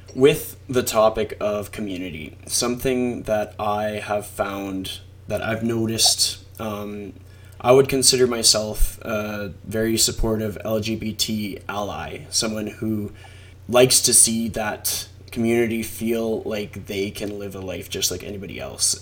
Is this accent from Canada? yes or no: yes; Canada; I'm a Canadian